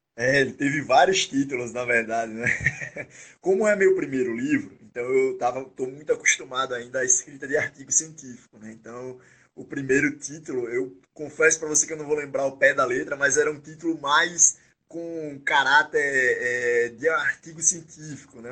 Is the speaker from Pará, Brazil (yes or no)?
no; Aracaju, Sergipe, Brazil; moved away as an adult; now in São Paulo, Brazil; eu sou natural de Aracaju, Sergipe, né, onde fui formado, onde fui criado, onde vivi é, grande parte da minha vida.